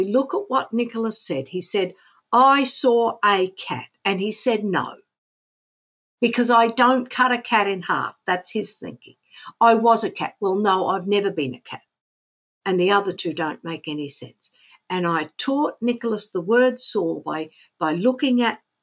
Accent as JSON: {"language": "English", "country": "Australia", "tie": "born or raised there", "said": "we grew up in Australia in the 1960s"}